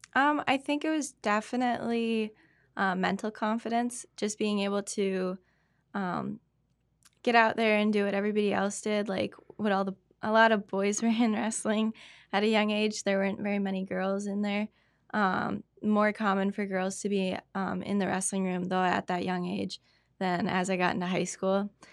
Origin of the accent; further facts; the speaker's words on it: Spooner, Wisconsin, United States; also born or lived in Cumberland, Wisconsin; Born and raised in Spooner, Wisconsin.